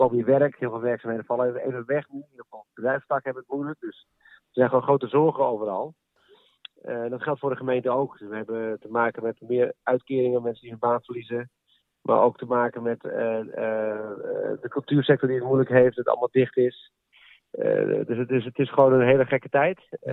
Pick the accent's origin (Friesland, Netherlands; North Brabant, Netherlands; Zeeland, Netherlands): Friesland, Netherlands; Leeuwarden; En 41 jaar woon ik in Leeuwarden met een paar kleine tussenpozen